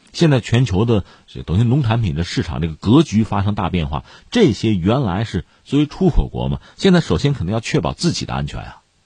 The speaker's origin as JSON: {"language": "Chinese", "country": "China", "said": "对我们中国人来说又回到了，呃，平常的啊，日常的那种紧张、充实的生活之中"}